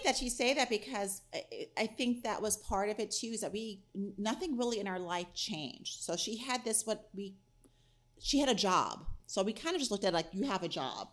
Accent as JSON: {"language": "English", "region": "New York", "country": "United States", "tie": "born or raised there", "moved": "yes", "lives_now": "Pittsburgh, United States", "said": "I grew up in New York"}